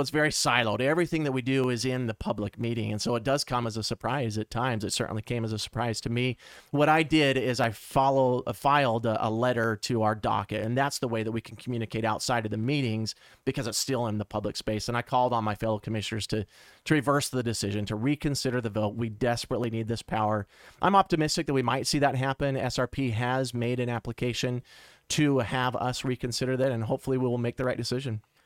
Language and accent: English; Mesa, Arizona, United States; Born and raised in Mesa